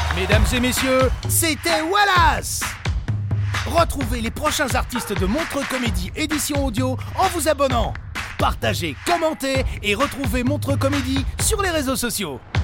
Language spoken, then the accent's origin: French; Côte d’Ivoire; Je viens de Côte d'Ivoire